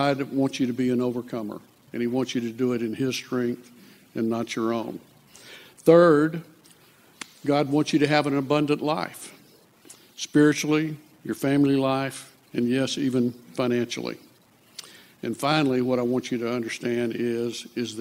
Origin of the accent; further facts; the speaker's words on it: Lufkin, Texas, United States; I grew up in Lufkin, Texas